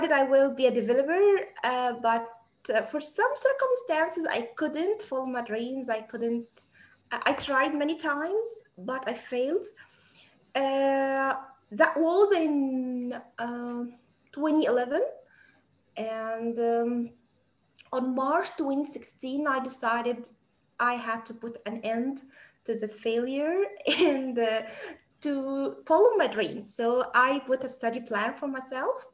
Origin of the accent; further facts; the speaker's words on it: Egypt; from Egypt